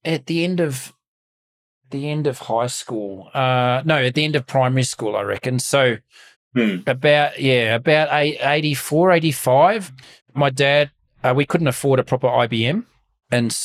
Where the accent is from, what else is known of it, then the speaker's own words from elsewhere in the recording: Melbourne, Victoria, Australia; Growing up in Mount Waverley, which was pretty, you can't get much more sort of middle class than Mount Waverley.